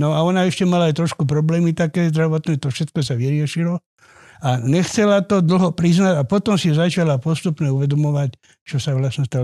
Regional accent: Vrbové, Trnava Region, Slovakia; ja pochádzam z Vrbového

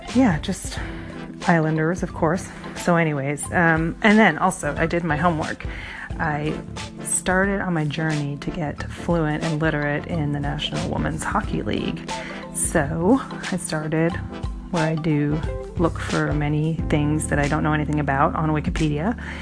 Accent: Canada; now in Seattle, United States; when I was growing up in Canada

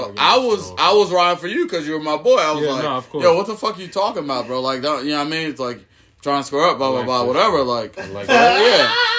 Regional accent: the South, United States; I grew up in the South.

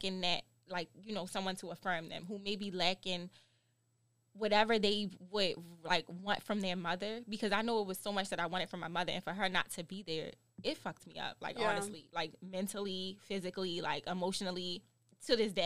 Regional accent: Baltimore, Maryland, United States; I'm from Baltimore.

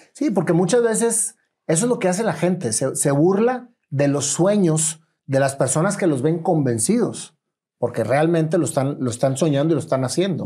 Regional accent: Monterrey, Nuevo León, Mexico; yo nací en Allende, entre Doctor y Suazo, entonces conozco perfectamente bien el centro

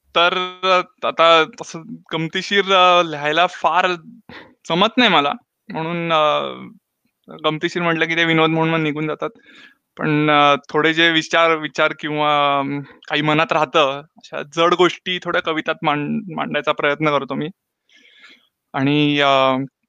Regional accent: Pune, Maharashtra, India; moved away; मी पुण्याचा

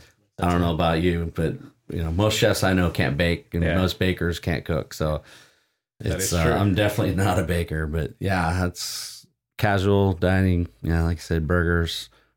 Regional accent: Oceanside, California, United States; also born or lived in Vista, California; I grew up in Oceanside and Vista, grew up in Fire Mountain till fifth grade, and then moved to Vista.

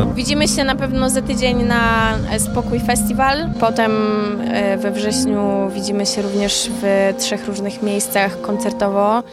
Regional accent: Biłgoraj, Lublin Voivodeship, Poland; moved away as an adult; also born or lived in Tricity (Gdańsk-Gdynia-Sopot); now in Tricity, Poland; Ja jestem z Biłgoraja. Przeprowadziłam się na studia do Trójmiasta i tak już tu zostałam.

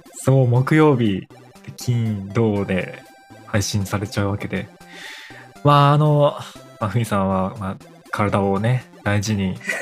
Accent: Kanto, Japan; 僕ら関東なんですよね

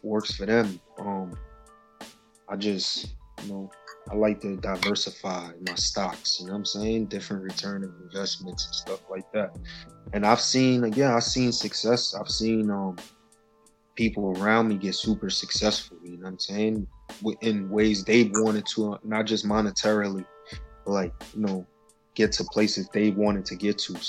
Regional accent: New York City, New York, United States; I'm from Spanish Harlem, man, El Barrio, you know, First Avenue, 115 and First. 113 and Third, those are my home bases right there.

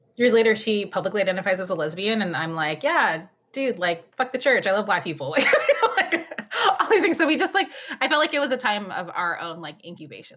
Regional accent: Orange County, California, United States; I grew up in Orange County. I live, I still live here in Orange County, California

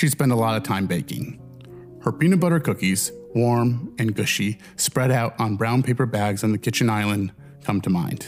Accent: Midwest, United States; Growing up in the Midwest

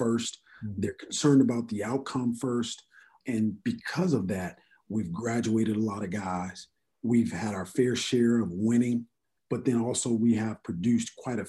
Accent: California, United States; became the head coach at Cal State Fullerton, which is back in my home state, so to speak. I'm 35 minutes from my hometown.

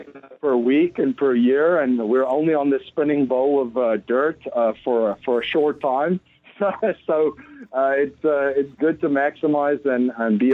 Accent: Stellenbosch, Western Cape, South Africa; I grew up in South Africa in just outside of a town called Stellenbosch. It's in the south, just outside of Cape Town.

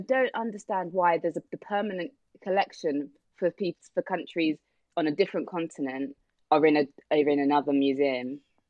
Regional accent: United Kingdom; as a British person

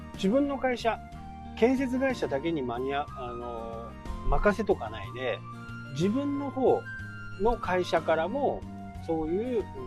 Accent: Yoichi, Hokkaido, Japan; moved away; 僕の田舎の家から一番近い駅っていうのが余市

